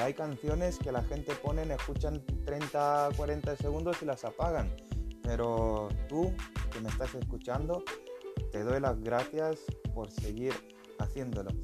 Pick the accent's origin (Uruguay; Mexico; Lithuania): Lithuania; Spanish is a second language; also born or lived in Spain; now in Norway; yo soy lituano, eh, vive en Noruega, bueno, trabajo en Noruega